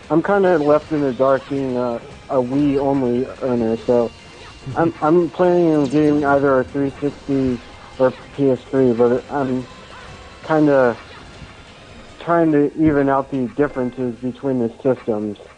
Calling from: Maryland, United States; Uh, this is … from Maryland.

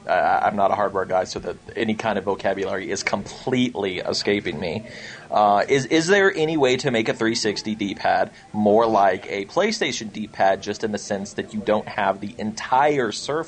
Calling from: Castle Rock, Colorado, United States; It's … in a snowy Castle Rock, Colorado right now.

